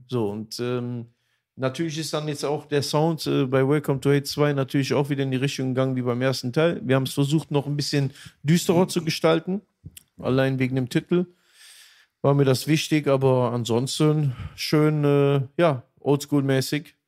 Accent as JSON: {"language": "German", "town": "Aachen", "region": "North Rhine-Westphalia", "country": "Germany", "tie": "born or raised there", "also_born_or_lived": "Düsseldorf", "said": "Dann bin ich wieder zurück in meine Heimat, wieder Aachen"}